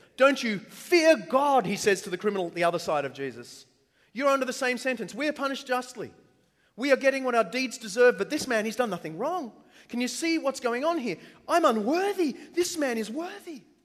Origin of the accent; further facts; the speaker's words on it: Australia; accent: Australian; I'm Australian